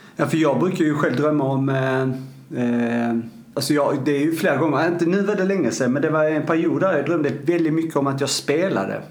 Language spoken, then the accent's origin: Swedish; Arlöv, Skåne, Sweden; nere i, i, i uh, eh, Arlöv då, där jag kommer ifrån